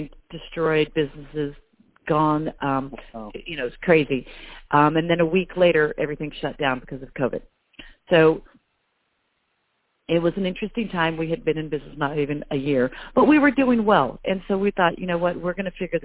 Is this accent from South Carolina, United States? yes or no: no; Albuquerque, New Mexico, United States; moved away as an adult; now in Nashville, United States; Originally, I'm from Albuquerque, New Mexico